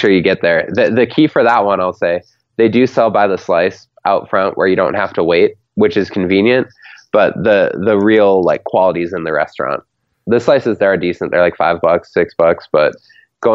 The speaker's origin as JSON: {"language": "English", "region": "Minnesota", "country": "United States", "said": "as a Minnesotan"}